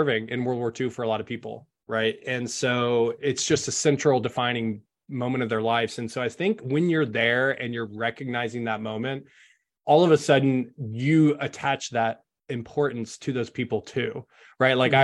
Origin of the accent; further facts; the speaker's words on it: Tulsa, Oklahoma, United States; I'm from a mid-sized city, so maybe that's where my affinity comes from. I'm from Tulsa.